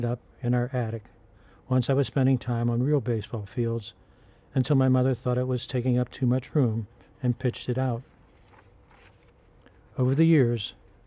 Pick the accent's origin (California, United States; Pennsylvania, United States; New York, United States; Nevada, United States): Pennsylvania, United States; Pittsburgh; My childhood Christmases in Pittsburgh were not always merry